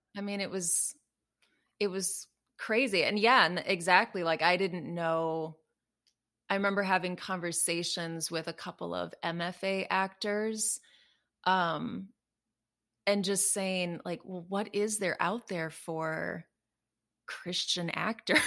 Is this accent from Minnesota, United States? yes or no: yes; Minnesota, United States; moved away as an adult; also born or lived in Chicago; we ended up moving to Minnesota, um, so back to my hometown